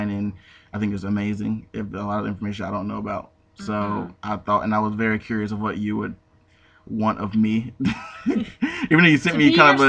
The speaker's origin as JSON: {"language": "English", "town": "High Point", "region": "North Carolina", "country": "United States", "lives_now": "Greensboro, United States", "said": "I'm from High Point. I live in Greensboro now. I've been here since 2009."}